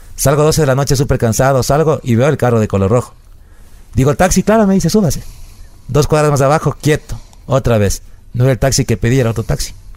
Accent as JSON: {"language": "Spanish", "town": "El Corazón", "region": "Cotopaxi", "country": "Ecuador", "tie": "born or raised there", "also_born_or_lived": "Quevedo", "said": "nací en Quevedo, pero toda mi vida viví en El Corazón, que es un es un, una parroquia del cantón Pangua de la provincia de Cotopaxi"}